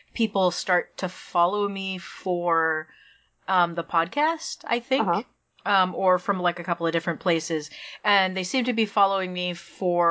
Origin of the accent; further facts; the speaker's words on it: Maine, United States; moved away; I'm from Maine